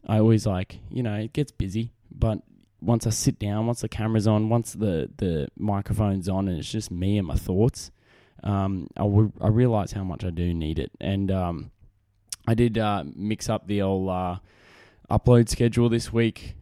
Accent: Australia; accent: Australian; my great Australian accent. 'cause I'm a man from down under

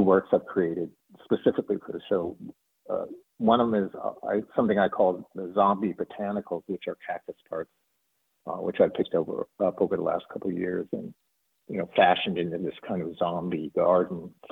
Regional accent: Tucson, Arizona, United States; moved away; also born or lived in New York; growing up in Tucson

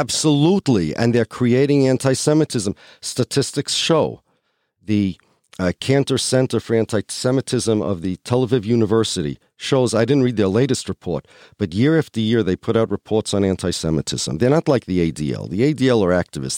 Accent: United States; I'm an American

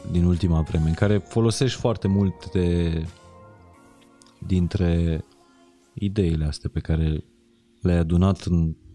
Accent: Transylvania, Romania; Cine observă că eu sunt ardelean?

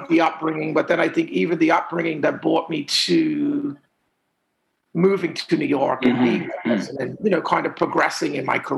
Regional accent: Bermuda; I was raised to um, a middle class family. My mom was an educator.

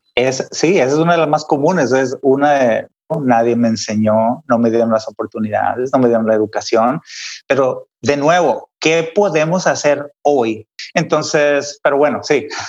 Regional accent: Mexico; moved away as an adult; now in San Diego, United States; como mexicanos

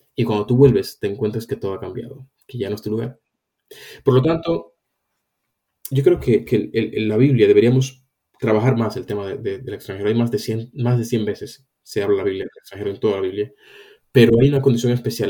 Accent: Dominican Republic; also born or lived in Spain; now in London, United Kingdom; si yo soy cristiano y, estoy en la República Dominicana, donde yo nací

